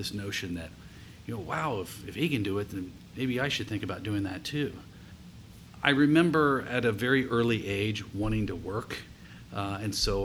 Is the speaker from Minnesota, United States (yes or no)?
no; rural community in southeast Ohio, United States; also born or lived in Columbus, Ohio; I was actually raised in a rural community in southeast Ohio